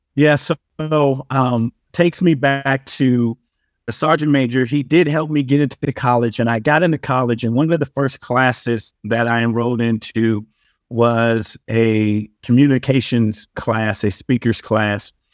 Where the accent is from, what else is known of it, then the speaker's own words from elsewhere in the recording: Compton, California, United States; But I'm originally from Compton, California.